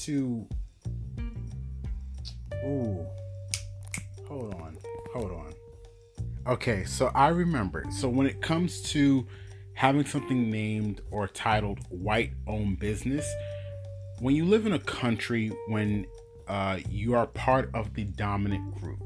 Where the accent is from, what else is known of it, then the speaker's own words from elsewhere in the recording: New York, United States; I'm from New York